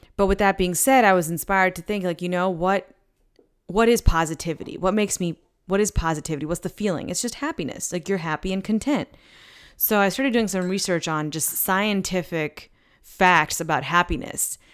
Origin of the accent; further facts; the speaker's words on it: East Coast, United States; now in Saint Louis, United States; I'm from the East Coast, so, like, we go to beaches